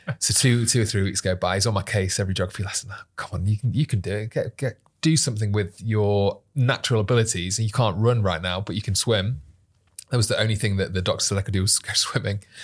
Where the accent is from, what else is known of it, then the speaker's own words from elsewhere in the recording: Manchester, North West England, United Kingdom; Born and bred in Manchester, very proudly